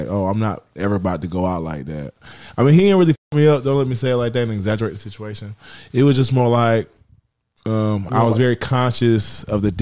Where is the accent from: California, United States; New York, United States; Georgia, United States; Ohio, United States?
Georgia, United States; Clayton County; I was raised in Clayton County